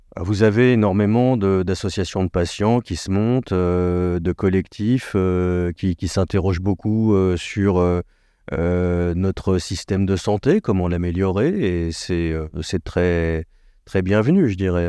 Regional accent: France; on est français, on est latin

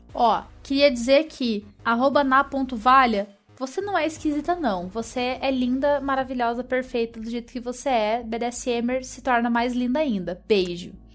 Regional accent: Curitiba, Paraná, Brazil; also born or lived in São Paulo; eu sou curitibana

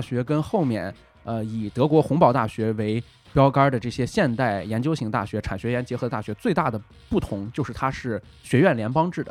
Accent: Hebei, China; 我们河北人是很不太愿意出去，来你们北京闯荡

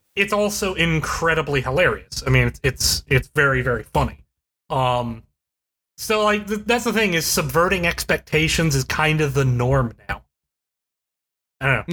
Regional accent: Charleston, West Virginia, United States; Charleston, West Virginia, which is my hometown, that I went to as a kid.

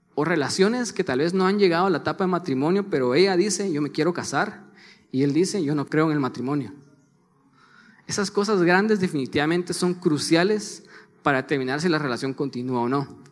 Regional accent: Guatemala; los dos somos de Guatemala

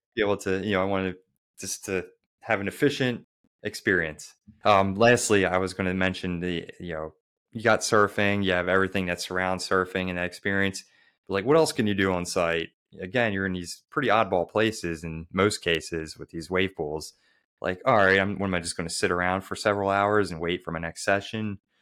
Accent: Baltimore, Maryland, United States; someone like me who really struggled to progress growing up in Baltimore, Maryland

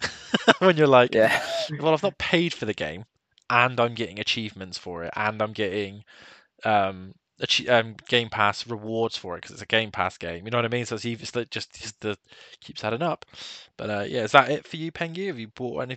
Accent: Taunton, South West England, United Kingdom; the Taunton Town Challenge because it's my hometown club

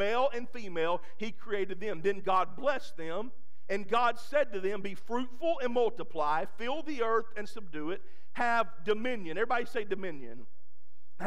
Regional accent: Crystal Springs, Mississippi, United States; I grew up in Crystal Springs, Mississippi, and we grew up in a parsonage beside our old church

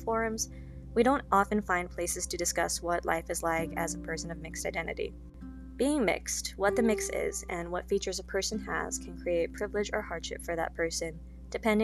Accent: Las Vegas, Nevada, United States; I grew up in Las Vegas

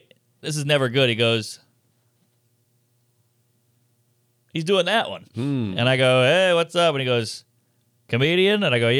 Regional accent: New York, United States; I go, New York.

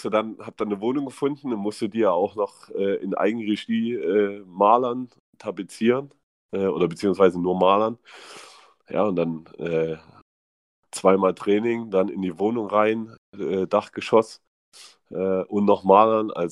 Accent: East Germany, Germany; sprichst nicht mehr wie ein Ossi. also man hört es man hört's mir nicht mehr an, äh, wo ich herkomme.

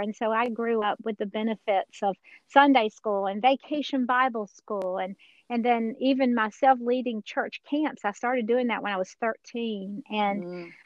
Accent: Georgia, United States; accent: Georgia accent; I am a Georgia girl originally. I'm sure nobody can tell that from my accent.

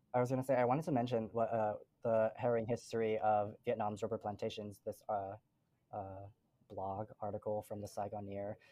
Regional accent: Utah, United States; I never felt like I belonged here in Utah. I never felt like I belonged back home in Laos because they saw me again as like Asian diaspora. They, they saw me as an American because I, I was born here

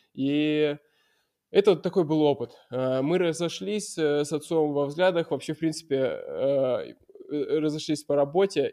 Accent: Murmansk, Murmansk Oblast, Russia; moved away as an adult; also born or lived in Veliky Novgorod / Moscow; Я приехал в Мурманск, сначала в Мурманске, но это, конечно, мой родной город

